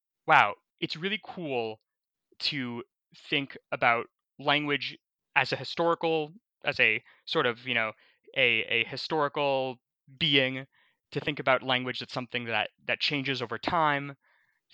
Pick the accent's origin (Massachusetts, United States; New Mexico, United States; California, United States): Massachusetts, United States; Boston; I went to a heavily Russian-speaking preschool growing up in Boston